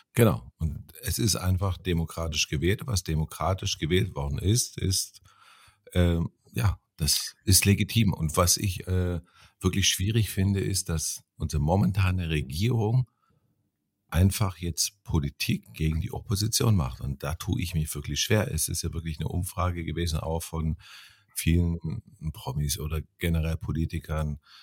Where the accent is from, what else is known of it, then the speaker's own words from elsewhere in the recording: East Germany, Germany; ich bin, wie gesagt, in der DDR aufgewachsen